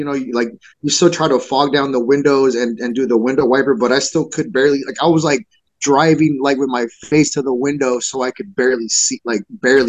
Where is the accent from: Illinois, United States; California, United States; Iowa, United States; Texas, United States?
California, United States; San Francisco; I'm from San Francisco, California.